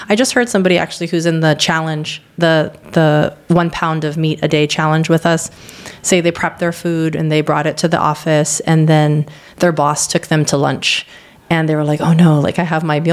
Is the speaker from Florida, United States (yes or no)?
no; Hawaii, United States; I'm from Hawaii